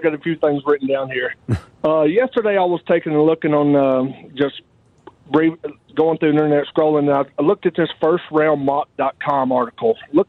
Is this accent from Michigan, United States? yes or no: no; Middle Tennessee, United States; I grew up in Middle Tennessee, and we didn't have the Titans until I was a senior in high school.